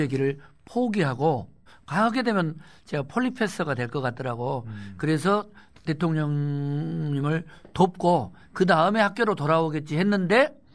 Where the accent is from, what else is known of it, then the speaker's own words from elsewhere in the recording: Gwangju, South Korea; 나는 또 광주 후배기도 하고